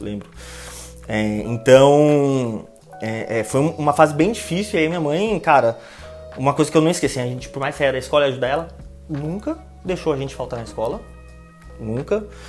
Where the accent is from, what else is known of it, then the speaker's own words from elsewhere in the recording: São Paulo, Brazil; moved away as an adult; also born or lived in Osasco; now in Limeira, Brazil; nascido e criado no Jardim Maringá.